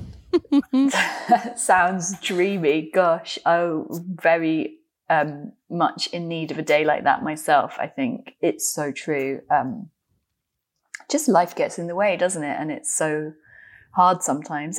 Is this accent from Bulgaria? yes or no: no; London, United Kingdom; as a Londoner